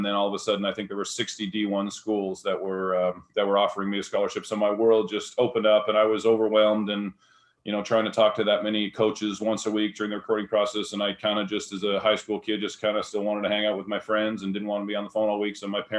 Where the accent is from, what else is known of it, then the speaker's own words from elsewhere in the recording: Winnipeg, Manitoba, Canada; I loved growing up in Canada. A lot of great people, very cold in the winters. I joked that it's so flat in Winnipeg